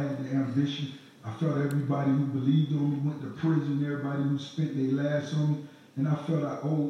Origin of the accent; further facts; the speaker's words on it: the South, United States; I'm from the South, raised in the South